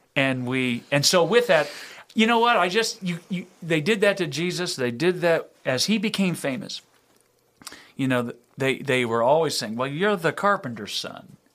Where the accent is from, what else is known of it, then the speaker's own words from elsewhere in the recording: Louisiana, United States; I'm from in Louisiana